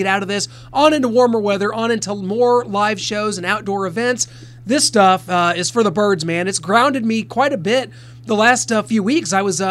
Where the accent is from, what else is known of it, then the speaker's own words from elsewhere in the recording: Missouri, United States; here in my home state of Missouri, where I'm looking at about 4 inches of snow outside the studio right now. Guys, this has just been the worst winter of all time here in the Kansas City area where I am.